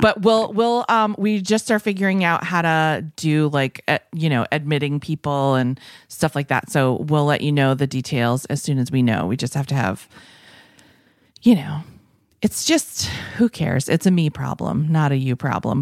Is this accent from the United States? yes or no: yes; New England, United States; moved away; I come from New England, the land of, you might not know this, but my parents were, like, flea market people